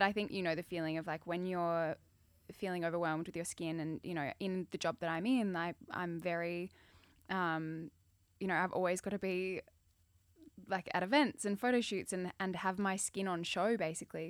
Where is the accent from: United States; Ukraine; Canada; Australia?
Australia; Adelaide, South Australia; I grew up in Adelaide